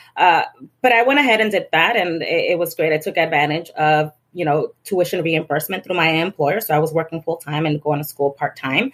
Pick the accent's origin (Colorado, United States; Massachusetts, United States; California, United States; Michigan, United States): Massachusetts, United States; Lawrence; growing up in Lawrence